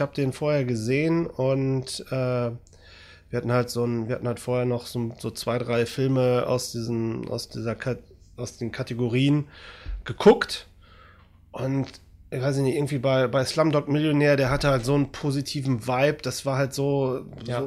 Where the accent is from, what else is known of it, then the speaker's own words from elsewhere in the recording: Germany; wir Deutschen